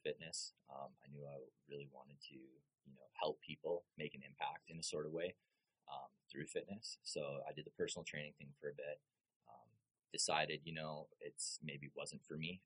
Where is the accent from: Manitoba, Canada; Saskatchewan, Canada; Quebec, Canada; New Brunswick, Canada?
Saskatchewan, Canada; Regina; also born or lived in Medicine Hat / Lethbridge; born and raised in Regina, Saskatchewan